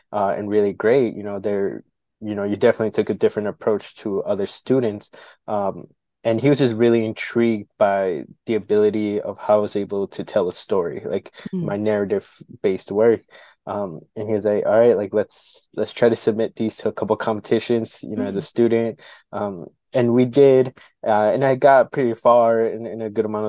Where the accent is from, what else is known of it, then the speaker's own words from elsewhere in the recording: Milwaukee, Wisconsin, United States; I was born and raised here in Milwaukee, grew up in the South Side kind of neighborhood community near like Cesar Chavez Drive